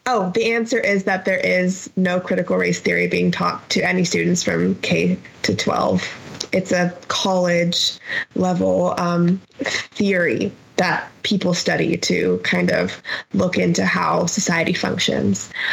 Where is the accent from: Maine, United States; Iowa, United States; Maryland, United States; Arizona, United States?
Arizona, United States; Phoenix; moved away as an adult; now in Las Cruces, United States; growing up in Phoenix, there's always mountains all around you